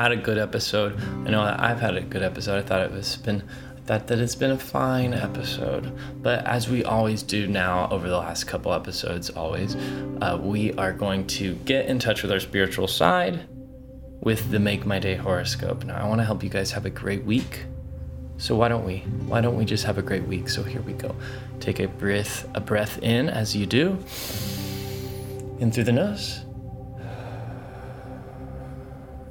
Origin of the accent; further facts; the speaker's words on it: Texas, United States; I'm a Texan.